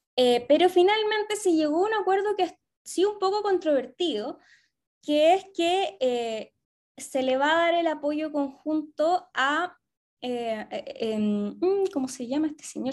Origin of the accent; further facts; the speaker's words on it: Chillán, Ñuble, Chile; now in Santiago, Chile; yo soy de Chillán, pero vivo en Santiago